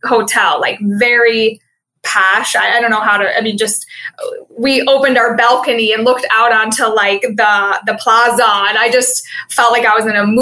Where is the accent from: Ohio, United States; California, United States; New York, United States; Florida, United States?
Ohio, United States; Cleveland; we're from Cleveland